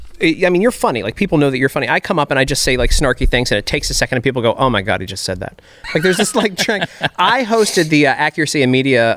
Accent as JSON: {"language": "English", "town": "Baltimore", "region": "Maryland", "country": "United States", "tie": "born or raised there", "said": "I'm from Baltimore. I grew up in the hood in Baltimore, actually. I was the white kid in the hood."}